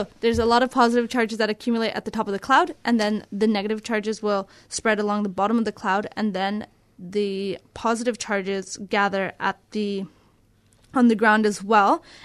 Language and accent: English; Canada; now in Australia; I'm a Canadian